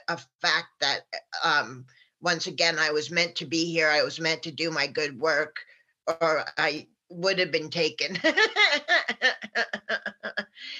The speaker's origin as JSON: {"language": "English", "region": "New York", "country": "United States", "tie": "born or raised there", "said": "when I was growing up in New York"}